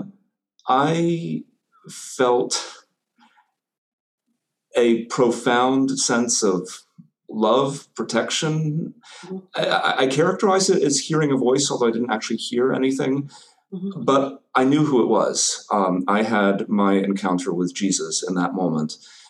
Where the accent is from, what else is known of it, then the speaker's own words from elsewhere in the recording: North Carolina, United States; moved away as an adult; now in Indianapolis, United States; I grew up in North Carolina, but came to Indiana for college in the early 90s and stuck around